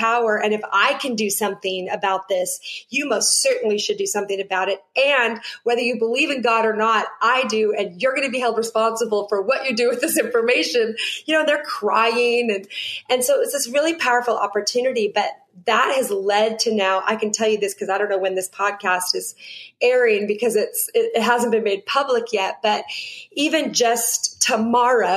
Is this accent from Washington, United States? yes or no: yes; Seattle, Washington, United States; now in Nashville, United States; I was born and raised in Seattle, Washington